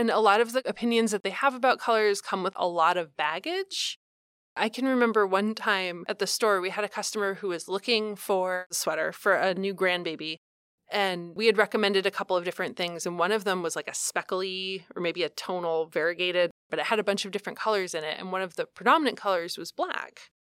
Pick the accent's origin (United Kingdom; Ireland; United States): United States; Columbus, Ohio; I grew up in Columbus, Ohio